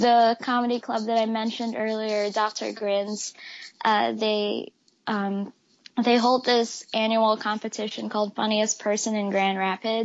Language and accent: English; Philippines; now in Michigan, United States; I was born and raised in the Philippines